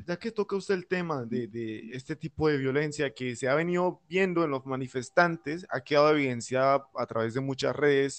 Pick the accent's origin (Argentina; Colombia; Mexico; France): Colombia; como joven, como colombiano